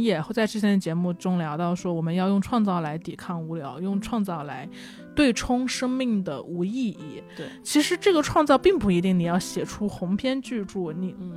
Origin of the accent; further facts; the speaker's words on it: Hunan, China; now in Beijing, China; 我是湖南人，我在北京